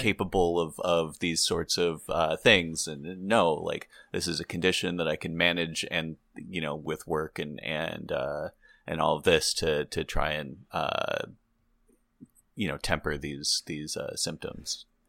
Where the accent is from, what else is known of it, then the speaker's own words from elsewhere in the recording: Santa Barbara, California, United States; we're both from Santa Barbara, California